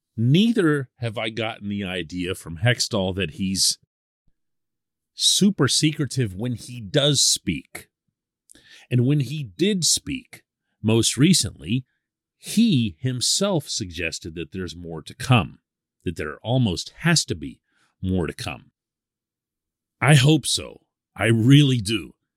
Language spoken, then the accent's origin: English; Pittsburgh, Pennsylvania, United States; I'm born and raised in Pittsburgh